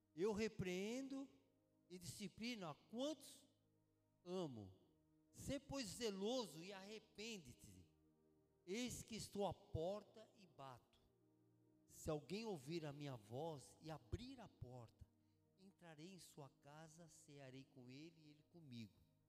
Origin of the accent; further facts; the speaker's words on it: São Paulo, Brazil; moved away; also born or lived in Genoa, Italy; Eu sou de São Paulo, nasci em São Paulo. E quando eu tinha um ano de idade, perdi minha mãe, meu pai sumiu de casa. Fui criado pelo meu avô